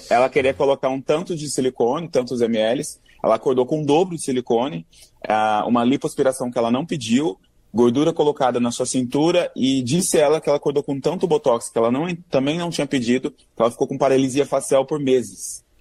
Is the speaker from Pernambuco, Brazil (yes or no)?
no; interior of São Paulo, Brazil; now in Rio de Janeiro, Brazil; Eu vim do interior de São Paulo